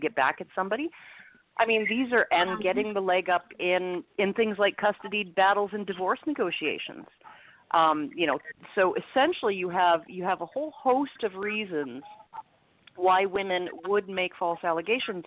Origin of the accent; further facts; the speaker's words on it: Edmonton, Alberta, Canada; I'm from Edmonton, Alberta, so I'm in Canada's Texas